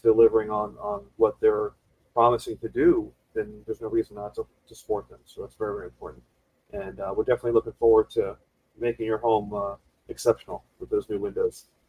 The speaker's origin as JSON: {"language": "English", "region": "South Florida", "country": "United States", "tie": "born or raised there", "said": "I'm a uh, native Floridian, born and raised in the South Florida market."}